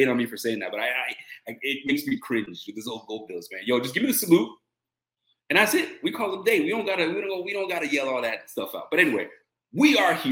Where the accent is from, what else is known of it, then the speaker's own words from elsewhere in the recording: Nova Scotia, Canada; I'm Canadian, so I'm from Nova Scotia